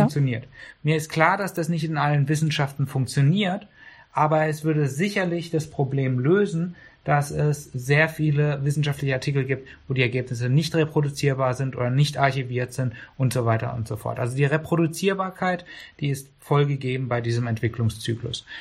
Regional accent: Karlsruhe, Baden-Württemberg, Germany; ich bin in Karlsruhe geboren und groß geworden

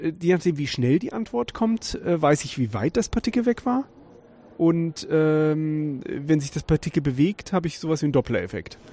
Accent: Weserbergland, Lower Saxony, Germany; moved away as an adult; also born or lived in Karlsruhe; im Weserbergland, wo ich herkomme

